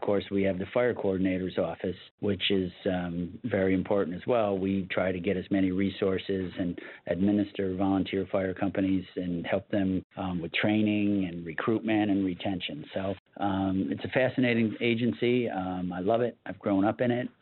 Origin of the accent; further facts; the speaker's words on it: Bethlehem, New York, United States; also born or lived in Colonie, New York; I was born and raised in this county. I was born in the town of Colony, and at a very, very, very young age, went down and grew up in Bethlehem